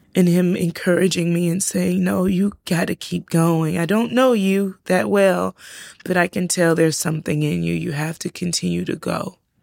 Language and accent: English; South Carolina, United States; also born or lived in Georgia; now in Savannah, United States; I grew up in South Carolina